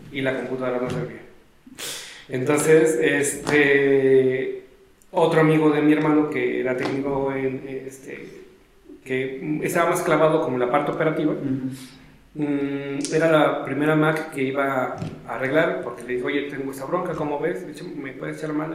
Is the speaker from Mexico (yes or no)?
yes; Mexico; como éramos foráneos y somos de México, no estamos en Inglaterra o en Canadá